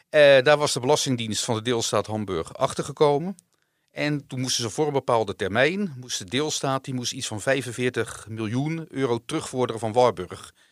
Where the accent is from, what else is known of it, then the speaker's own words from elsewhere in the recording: Netherlands; Dus ik ben gewoon een Nederlander en ik krijg mijn dividendbelasting, die kan ik terugkrijgen.